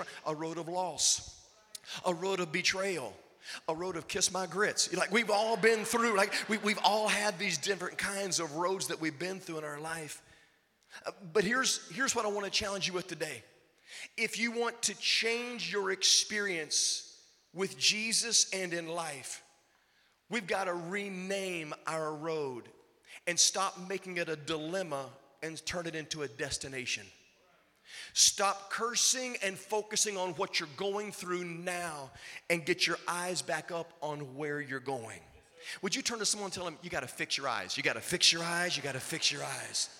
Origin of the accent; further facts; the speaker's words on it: Virginia, United States; I grew up in Virginia